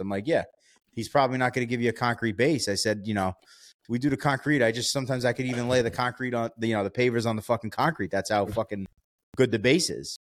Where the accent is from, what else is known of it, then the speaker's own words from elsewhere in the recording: New York, United States; I'm from New York